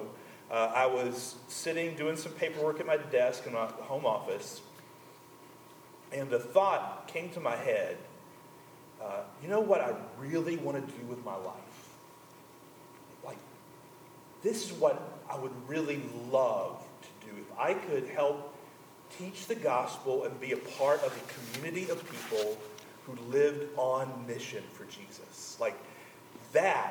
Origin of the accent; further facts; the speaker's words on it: Conway, United States; the church I grew up in Conway